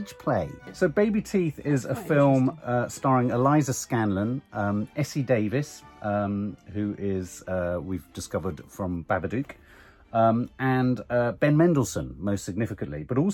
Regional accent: United Kingdom; as a Brit

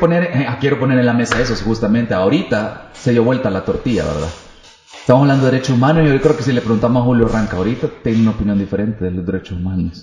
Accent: El Salvador

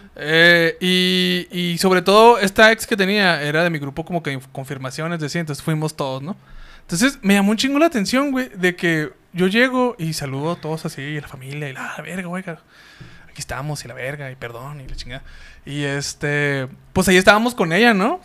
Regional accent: Mexico; somos mexicanos

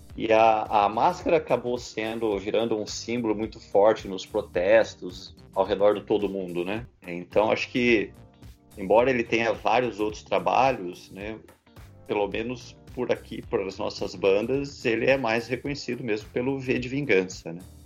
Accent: São José dos Campos, São Paulo, Brazil; eu sou de São José dos Campos

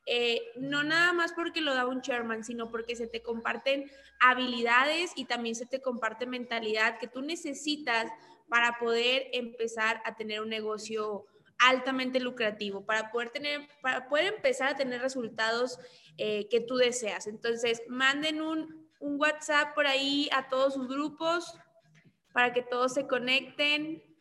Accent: Monclova, Coahuila, Mexico; now in Monterrey, Mexico; soy de Monclova, actualmente vivo en Monterrey pero ahorita estoy en Ciudad de México.

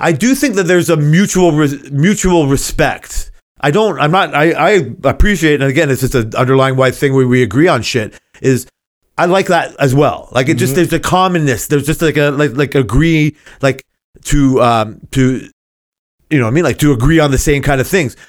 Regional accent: Canada; I'm Canadian

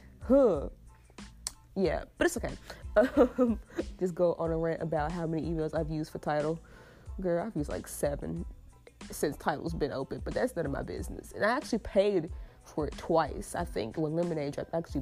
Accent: United States; I have the privilege of being an American-born citizen

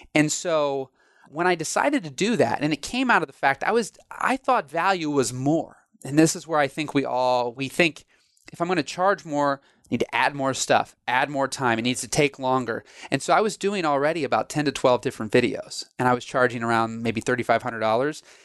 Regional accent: Illinois, United States; I'm from Illinois

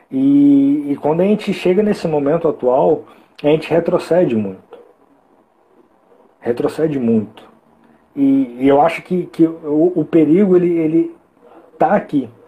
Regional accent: Espírito Santo, Brazil; also born or lived in Minas Gerais; Eu, eu nasci em Minas, mas eu moro aqui praticamente minha vida toda, no Espírito ah, Santo

